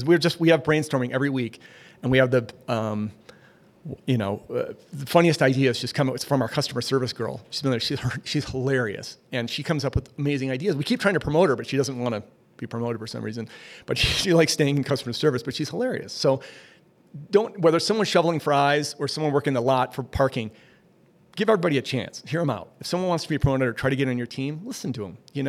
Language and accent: English; Minneapolis, Minnesota, United States; I'm from Minneapolis originally.